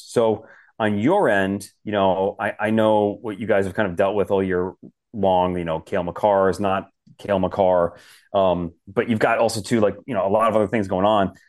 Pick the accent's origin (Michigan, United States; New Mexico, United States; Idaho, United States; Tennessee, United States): Michigan, United States; Detroit; moved away; I grew up in Detroit, so I'm born and raised a Detroit Red Wings fan